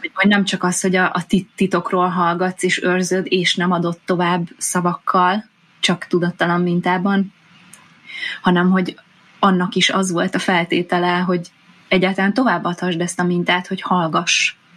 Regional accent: Hungary; vidéken nőttem fel, kisfaluból származom

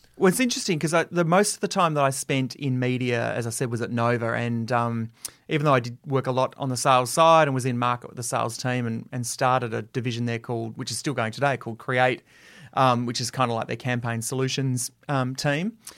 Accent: Adelaide, South Australia, Australia; I got my first radio job in my hometown of Adelaide

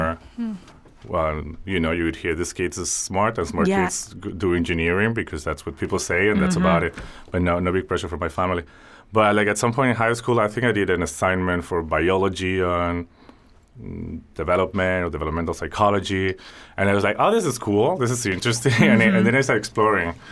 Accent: Spain; growing up in Spain in the 80s and early 90s

